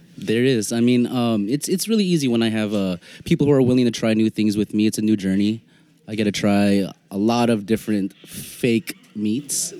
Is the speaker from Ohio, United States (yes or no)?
no; San Francisco, California, United States; growing up in San Francisco